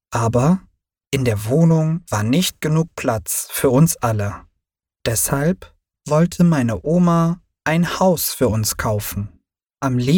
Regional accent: Turkey; now in Berlin, Germany; Ich wurde in der Türkei geboren. Ich lebte dort bis 1990 mit meinen Eltern. Doch dann trennten sie sich und meine Mutter und ich zogen auch nach Berlin.

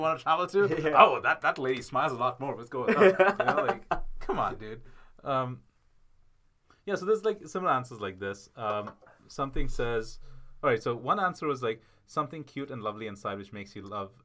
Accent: India; I'm from India

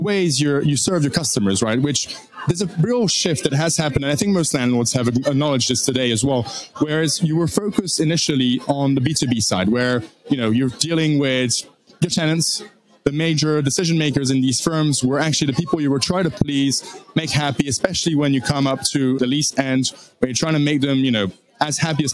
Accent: France; moved away as an adult; also born or lived in Washington, D.C., United States; born and raised in France by a British father, a French mother

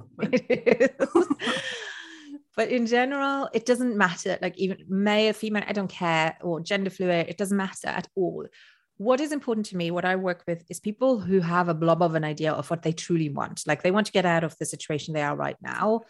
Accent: Luxembourg; first language Luxembourgish; English is a second language; I'm from Luxembourg, which is a tiny country in Europe. And in my language, which is Luxembourgish

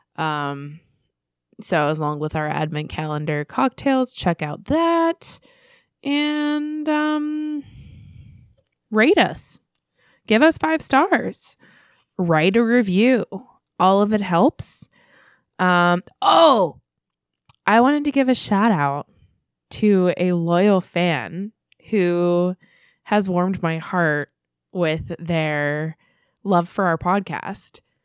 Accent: United States; us being American

